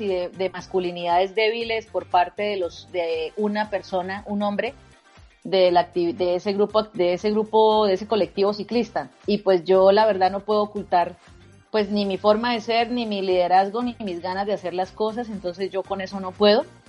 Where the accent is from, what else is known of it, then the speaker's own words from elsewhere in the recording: Bucaramanga, Santander, Colombia; moved away as an adult; now in Bogotá, Colombia; mi ciudad natal, en Bucaramanga. Yo ahora vivo en Bogotá